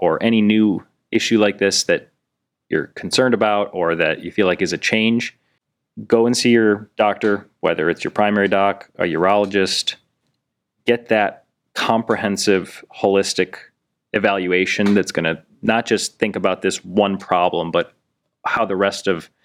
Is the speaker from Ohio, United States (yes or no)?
yes; North Royalton, Ohio, United States; west side, I grew up in North Royalton